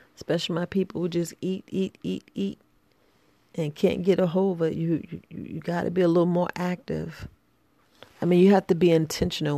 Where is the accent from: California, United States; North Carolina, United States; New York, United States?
New York, United States; New York City; growing up in the hood, you know, I'm from the from the Boogie Down Bronx